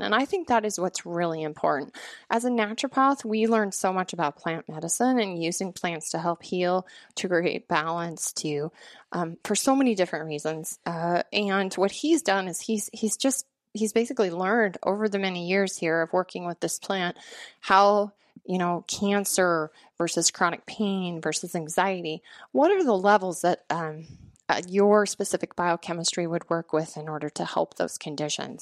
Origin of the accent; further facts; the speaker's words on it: Montana, United States; moved away as an adult; also born or lived in Washington; my home state of Montana